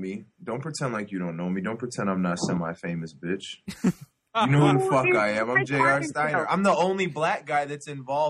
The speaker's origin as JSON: {"language": "English", "town": "Rochester", "region": "New York", "country": "United States", "moved": "as an adult", "lives_now": "Phoenix, United States", "said": "I'm from originally from Rochester, New York, upstate New York, but I live in Phoenix right now."}